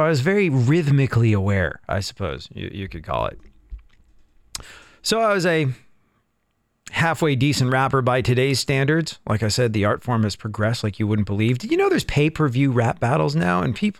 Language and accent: English; London, United Kingdom; moved away as an adult; I grew up in London. I moved to England when I was a kid, grew up there, and was there until I was a young adult